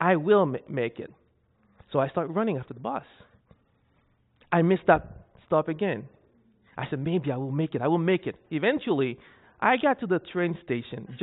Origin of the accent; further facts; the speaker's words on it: Haiti; moved away as an adult; also born or lived in Saskatchewan, Canada; I'm Haitian, so I'm from Haiti